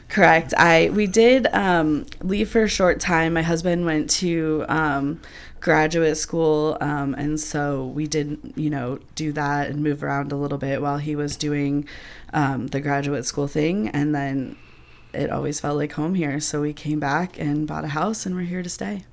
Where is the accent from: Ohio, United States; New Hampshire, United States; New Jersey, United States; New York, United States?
Ohio, United States; Upper Arlington; now in Athens, United States; I actually grew up in Upper Arlington and graduated from Upper Arlington High School